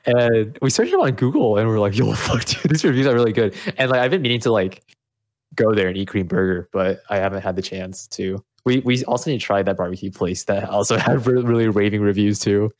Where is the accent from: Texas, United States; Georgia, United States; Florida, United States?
Texas, United States; Austin; also born or lived in Vietnam; I was actually born in Vietnam, but I was raised in Austin